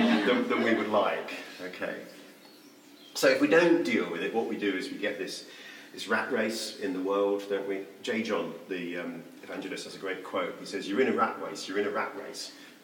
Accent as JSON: {"language": "English", "country": "Mauritius", "tie": "born or raised there", "said": "The primary reason for going was I grew up in Mauritius."}